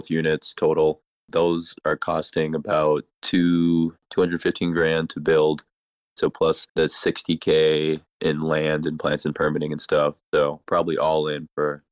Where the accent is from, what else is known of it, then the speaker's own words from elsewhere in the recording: Minnesota, United States; now in Houston, United States; I'm not originally from Houston, from Minnesota